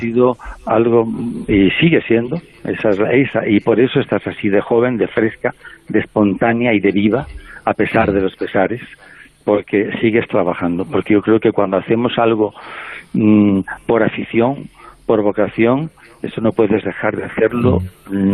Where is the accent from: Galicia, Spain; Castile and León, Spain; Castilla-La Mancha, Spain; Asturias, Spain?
Castile and León, Spain; El Bierzo; moved away; llego a Drielzo, cada vez que llego allí, a, a mi pueblo, y veo el escenario de la infancia